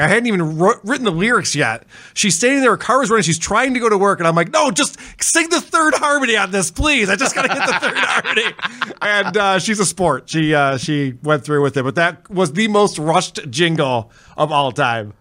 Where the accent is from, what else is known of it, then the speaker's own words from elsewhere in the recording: Spencerport, New York, United States; I grew up in Spencerport